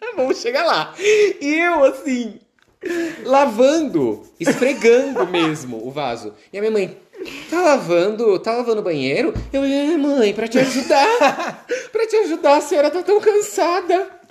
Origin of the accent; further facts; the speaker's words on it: Guarulhos, São Paulo, Brazil; moved away; Eu venho de São Paulo, de Guarulhos